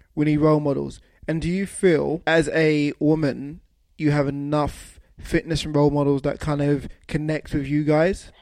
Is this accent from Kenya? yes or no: no; London, United Kingdom; we're both from London